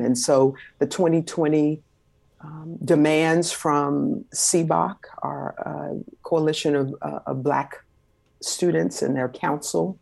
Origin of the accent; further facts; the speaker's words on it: Los Angeles, California, United States; I was born and raised in South Central Los Angeles, California.